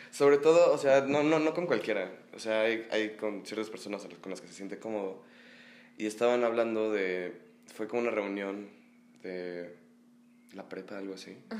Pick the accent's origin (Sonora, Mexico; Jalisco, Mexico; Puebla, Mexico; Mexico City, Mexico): Mexico City, Mexico; Vengo del Edron Academy, mm. aquí en la Ciudad de México